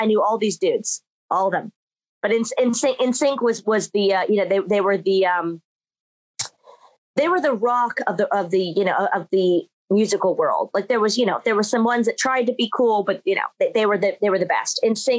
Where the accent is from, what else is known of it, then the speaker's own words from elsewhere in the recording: Orlando, Florida, United States; I grew up in the Orlando days. I'm from Orlando.